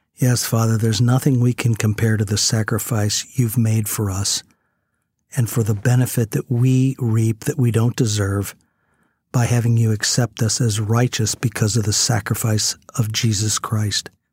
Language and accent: English; United States; as an American